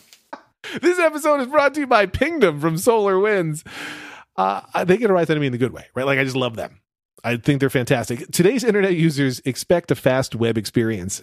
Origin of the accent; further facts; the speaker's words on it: United States; We're also from the United States